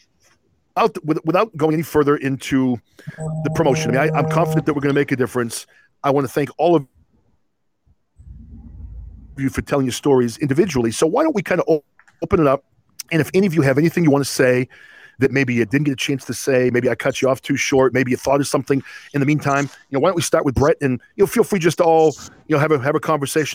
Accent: New England, United States; I was a Catholic growing up in New England

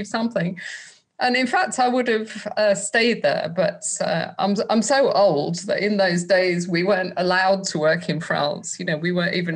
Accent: Manchester, North West England, United Kingdom; I grew up in Manchester, and there was a fantastic club scene up there

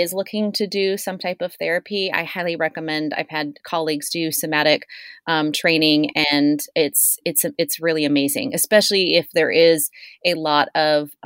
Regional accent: Encinitas, California, United States; we're both from Encinitas. We both grew up in North County, San Diego

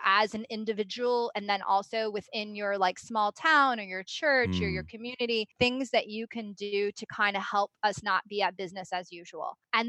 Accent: Los Angeles, California, United States; So I grew up in Los Angeles in the Reagan-Bush era, and I was in the greater Los Angeles area

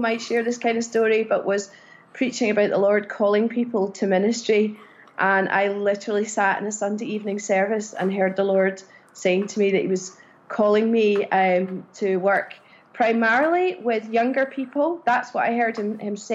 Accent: Glasgow, Scotland, United Kingdom; also born or lived in Edinburgh / Cardiff, Wales; My significant growing up years were in Glasgow.

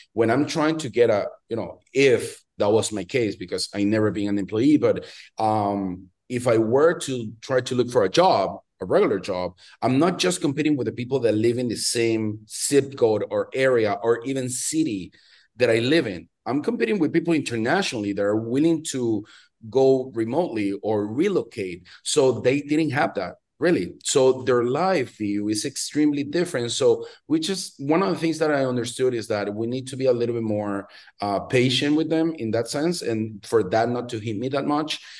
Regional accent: Venezuela; moved away as an adult; also born or lived in Miami, United States; now in New York, United States; I'm originally from Venezuela. I'm from Latin America, uh, born and raised, and spent, you know, big chunk of my life there until I was around twenty-six, twenty-seven.

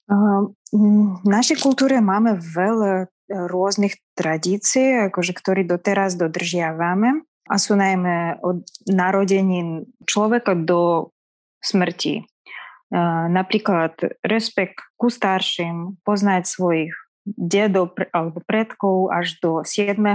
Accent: Zerenda, Akmola Region, Kazakhstan; Slovak is a second language; moved away as an adult; also born or lived in Bratislava, Slovakia; now in Slovakia; Ja pochádzam z takej dediny Zerenda. Ona nachádza sa na severu krajiny

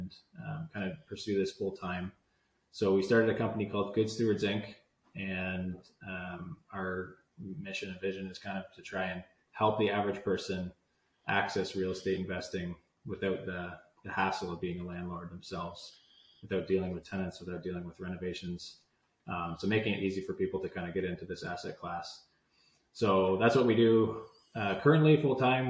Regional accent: Hamilton, Ontario, Canada; also born or lived in Vineland; I grew up in Hamilton many years ago

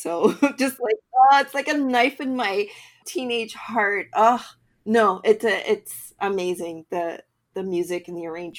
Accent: Canada; also born or lived in Toronto; I'm Canadian.

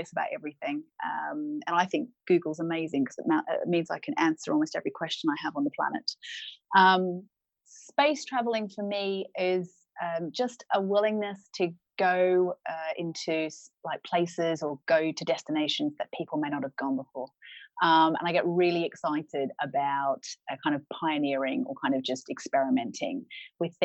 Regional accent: Australia; moved away as an adult; now in United Kingdom; I'm Australian. I came to the UK in 2008.

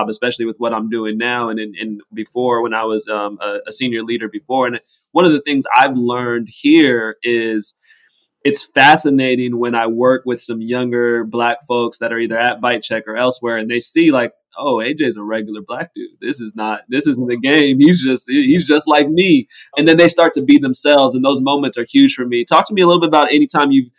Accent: Southern California, United States; I grew up in Southern California

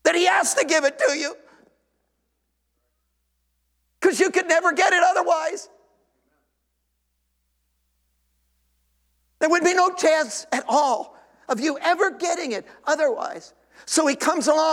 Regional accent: Tennessee, United States; I come from Tennessee

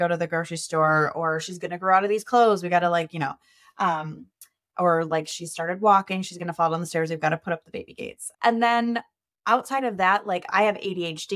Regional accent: Minnesota, United States; I am a Minnesotan.

